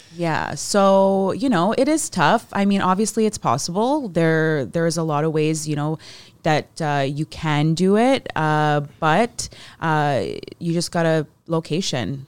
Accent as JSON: {"language": "English", "town": "Mississauga", "region": "Ontario", "country": "Canada", "tie": "born or raised there", "lives_now": "Hamilton, Canada", "said": "us growing up in Mississauga"}